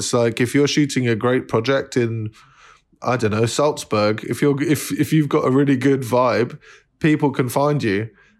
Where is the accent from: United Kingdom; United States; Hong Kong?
United Kingdom; London; I'm from London.